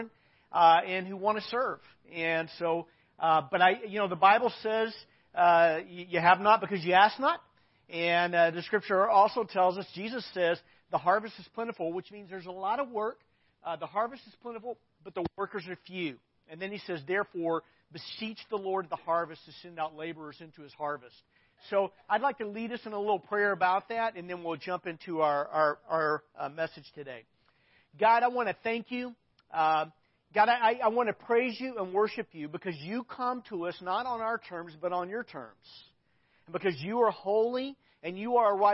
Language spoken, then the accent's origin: English; Arkansas, United States; I grew up in Arkansas